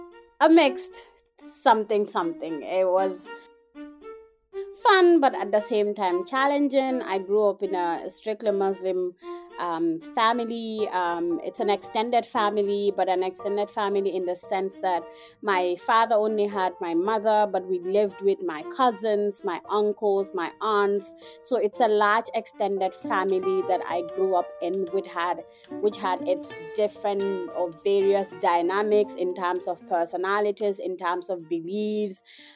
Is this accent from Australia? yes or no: no; Gambia; now in Indiana, United States; I am a young African feminist. I am from the Gambia, but I am currently based in Indiana and I'm studying.